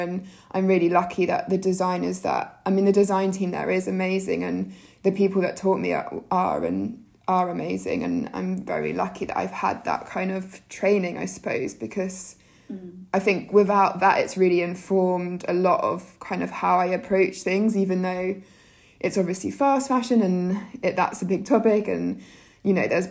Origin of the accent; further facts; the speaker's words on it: Jersey; I grew up in Jersey, so in the Channel Islands